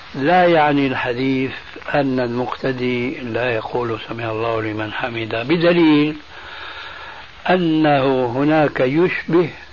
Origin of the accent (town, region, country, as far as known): Syria